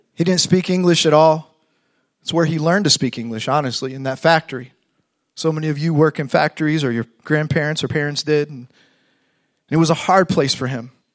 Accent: Fort Wayne, Indiana, United States; moved away as an adult; now in Fort Myers, United States; I grew up in Fort Wayne, Indiana

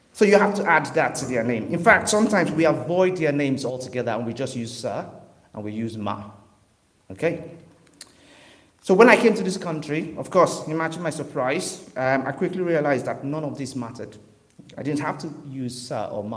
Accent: Western Nigeria, Nigeria; now in Liverpool, United Kingdom; I grew up in Western Nigeria

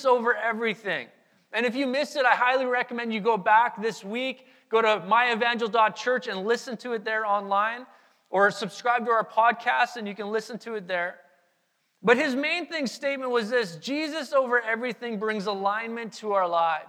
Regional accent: Manitoba, Canada; Our family, we grew up in Manitoba

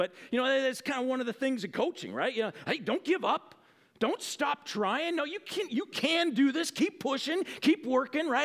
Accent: United States

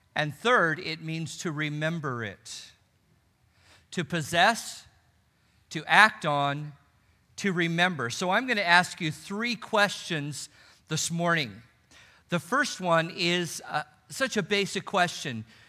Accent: Los Angeles, California, United States; I grew up in Los Angeles

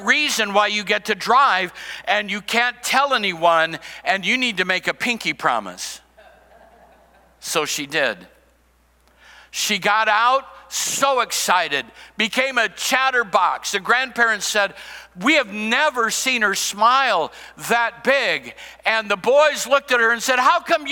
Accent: Cedar Rapids, Iowa, United States; I grew up in Iowa, I grew up in Cedar Rapids

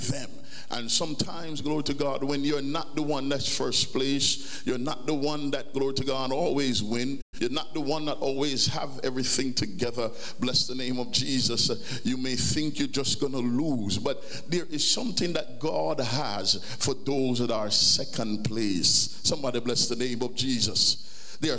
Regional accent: Jamaica; growing up in Jamaica

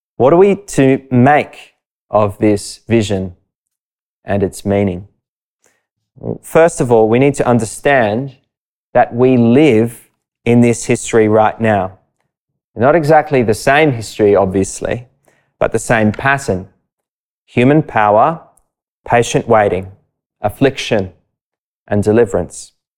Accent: Sydney, New South Wales, Australia; I grew up not far from Bronte Beach

